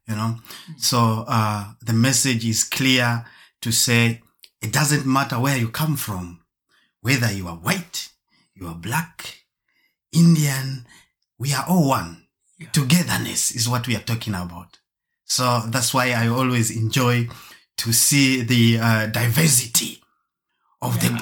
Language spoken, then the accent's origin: English; Germany; also born or lived in Zambia / Marburg; I was born in Zambia and grown up in Germany.